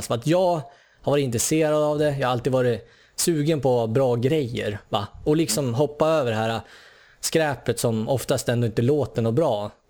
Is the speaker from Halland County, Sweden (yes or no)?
no; Sundsvall, Västernorrland County, Sweden; moved away; Vi, vi kommer ju från Sundsvall kan vi väl säga i grund och botten. Ja. Det hör man ju från dialekten om inte annat. Av någon anledning så lyckas vi träffas på samma gata i Sydney här